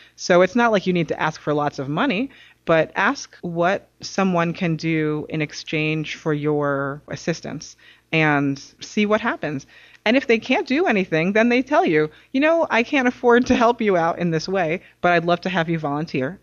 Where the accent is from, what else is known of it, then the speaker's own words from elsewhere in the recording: New York City, New York, United States; moved away; also born or lived in Massachusetts; I'm originally from New York City